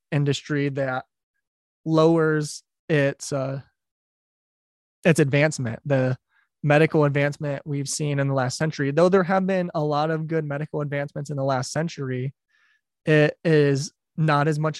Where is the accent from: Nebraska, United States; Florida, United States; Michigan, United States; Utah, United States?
Michigan, United States; Detroit; I'm from Detroit. So I grew up near the Ambassador Bridge